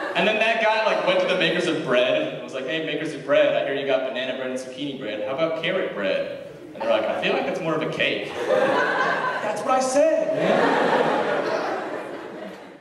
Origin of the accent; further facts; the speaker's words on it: Sammamish, Washington, United States; also born or lived in Virginia; I moved here when I was like four, and I grew up in Sammamish, Washington